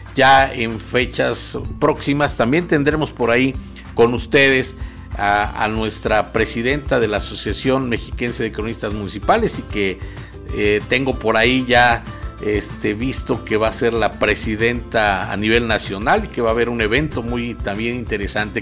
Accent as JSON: {"language": "Spanish", "town": "Temoaya", "region": "State of Mexico", "country": "Mexico", "tie": "born or raised there", "said": "yo soy eh, de Temuaya, originario de Temuaya, fui el primer cronista municipal de Temuaya"}